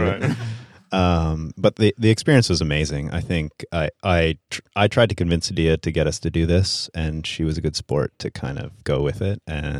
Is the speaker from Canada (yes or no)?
yes; Canada; I'm French Canadian.